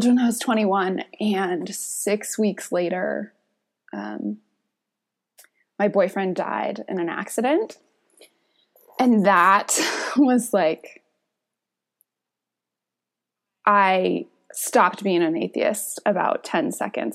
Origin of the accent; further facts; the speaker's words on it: Northern California, United States; I was born in Northern California, kind of spent the early part of my life in like, in this kind of co-housing agricultural community